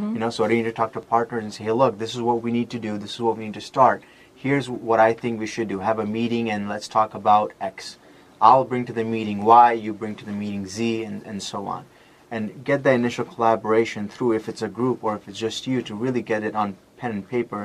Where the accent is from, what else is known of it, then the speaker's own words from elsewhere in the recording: Las Vegas, Nevada, United States; I grew up in Vegas